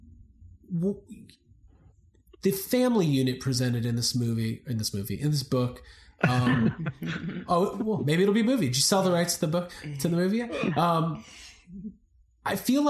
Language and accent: English; Highland Park, Illinois, United States; I'm from the Chicago area. I was actually born in Highland Park Hospital. Yeah. So my whole family is in Highland Park, Deerfield, Buffalo Grove